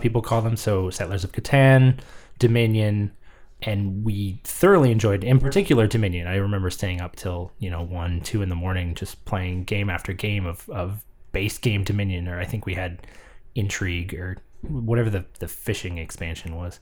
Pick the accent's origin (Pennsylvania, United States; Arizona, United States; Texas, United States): Texas, United States; The Woodlands; born or raised there; moved away